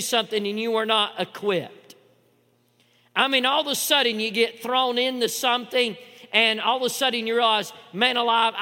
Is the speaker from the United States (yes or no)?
yes; Chattanooga, Tennessee, United States; growing up in Chattanooga, you know, I was water skiing since a young age